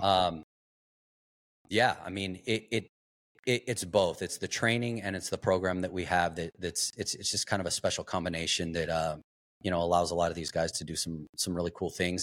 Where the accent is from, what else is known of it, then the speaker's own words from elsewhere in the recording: Globe, Arizona, United States; I grew up in, uh, small town, Globe, Arizona, copper mining town